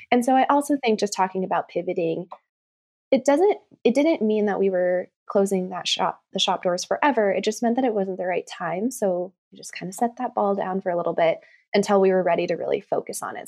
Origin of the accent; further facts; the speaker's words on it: Reno, Nevada, United States; I grew up in Reno, Nevada, and I grew up actually kind of in the country, um, like, outside of town.